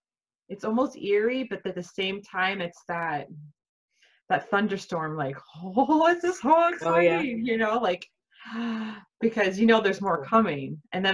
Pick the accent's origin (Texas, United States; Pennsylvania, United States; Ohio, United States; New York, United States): Texas, United States; Galveston; I grew up in the Gulf Coast. So I lived off of Galveston.